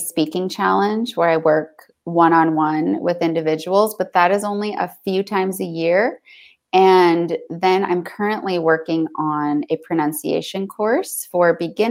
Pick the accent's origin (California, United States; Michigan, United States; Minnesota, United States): Michigan, United States; now in South Carolina, United States; I was born in Michigan. I'm currently in South Carolina.